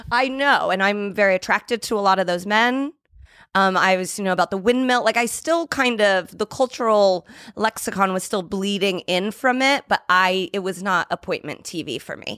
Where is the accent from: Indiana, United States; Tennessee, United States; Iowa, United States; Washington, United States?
Indiana, United States; Indianapolis; I'm from Mi, uh, Indianapolis